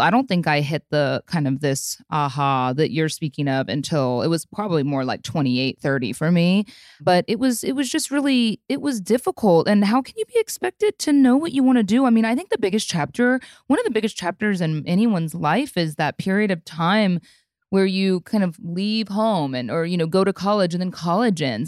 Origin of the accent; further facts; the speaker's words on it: Midwest, United States; also born or lived in Chicago / Austin; now in Dallas, United States; I grew up in the Midwest and lived in Chicago before I moved to Texas